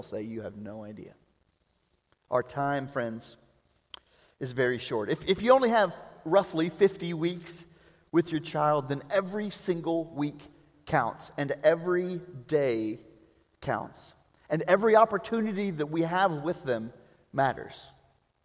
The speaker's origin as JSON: {"language": "English", "region": "Prague", "country": "Czechia", "said": "I am from Prague"}